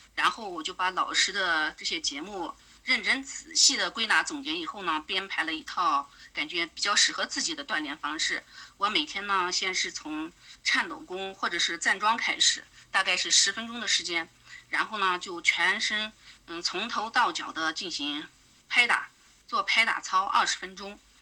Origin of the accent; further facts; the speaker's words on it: Aksu, Xinjiang, China; 我来自遥远而美丽的新疆阿克苏